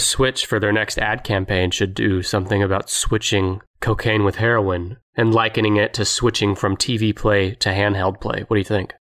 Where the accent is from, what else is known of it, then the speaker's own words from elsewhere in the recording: United States; as an American